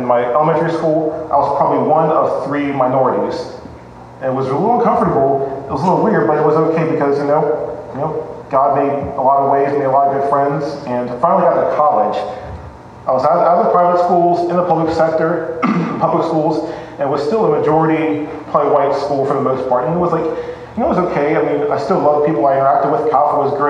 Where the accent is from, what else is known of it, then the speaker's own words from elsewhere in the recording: Cincinnati, Ohio, United States; I grew up in Cincinnati